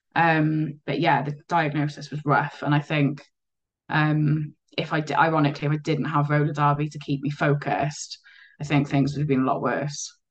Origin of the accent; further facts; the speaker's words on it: Cardiff, Wales, United Kingdom; also born or lived in Llanishen / Abercynon; now in Merthyr Tydfil, United Kingdom; I was a uh, Cardiff born and bred. Uh, living, I grew up in Splot